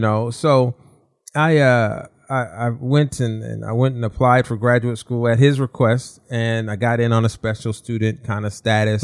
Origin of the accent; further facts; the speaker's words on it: Southern California, United States; now in Walnut Creek, United States; I grew up in Southern California